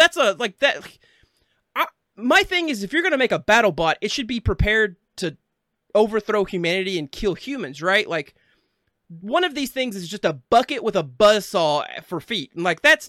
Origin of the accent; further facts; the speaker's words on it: Arkansas, United States; I'm from Arkansas